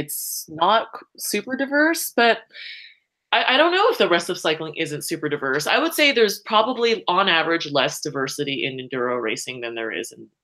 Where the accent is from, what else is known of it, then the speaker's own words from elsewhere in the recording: Saratoga, California, United States; now in Boulder, United States; I grew up in the Bay Area, so about an hour south of San Francisco, in this little town of Saratoga